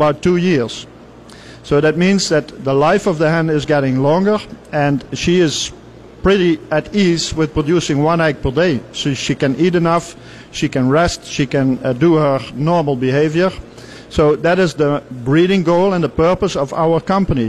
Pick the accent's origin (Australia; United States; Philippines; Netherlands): Netherlands; We are coming from Europe, and in particular, I'm coming from the Netherlands